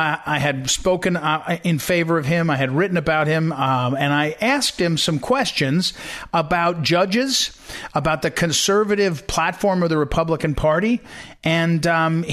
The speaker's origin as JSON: {"language": "English", "region": "western New Jersey", "country": "United States", "tie": "born or raised there", "also_born_or_lived": "Missouri", "moved": "as an adult", "lives_now": "Northern Virginia, United States", "said": "I grew up in a little town in western New Jersey"}